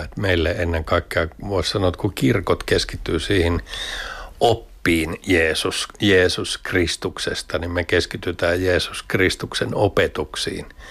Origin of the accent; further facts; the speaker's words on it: Lahti, Päijät-Häme, Finland; mä oon Lahdesta kotoisin